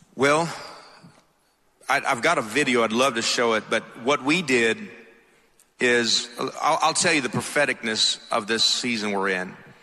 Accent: Atlanta, Georgia, United States; accent: thick; I'm from Atlanta, so if my accent's a little thick, that's why

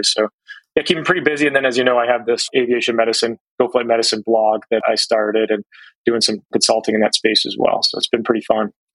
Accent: Cleveland, Ohio, United States; moved away; I grew up in Cleveland, Ohio

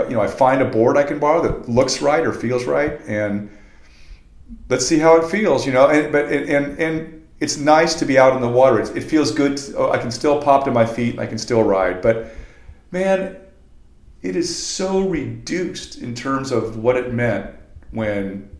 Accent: Venice, California, United States; also born or lived in Manhattan Beach / San Clemente; I've been surfing for 40 years, and I grew up in Venice. I moved to Manhattan Beach. I lived in San Clemente. I never didn't live on the beach

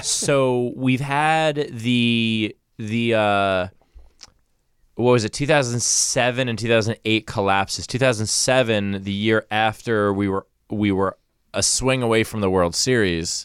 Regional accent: New York City, New York, United States; I grew up in Queens

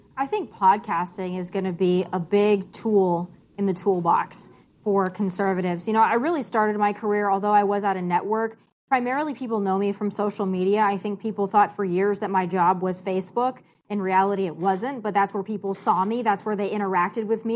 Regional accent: South Dakota, United States; moved away; also born or lived in California; I'm born and raised in South Dakota.

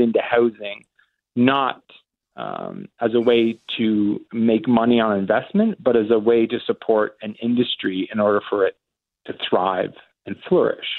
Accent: Simcoe, Ontario, Canada; I grew up in Simcoe, Ontario, and Turkey Point and Long Point

